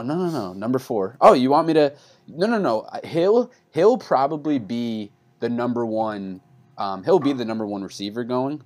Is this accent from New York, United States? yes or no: yes; New York, United States; I'm from New York